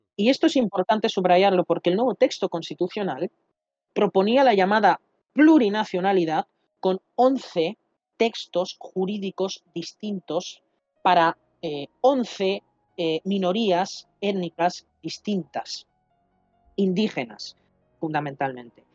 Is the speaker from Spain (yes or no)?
yes; Catalonia, Spain; la Diada Nacional de Cataluña, de donde soy oriundo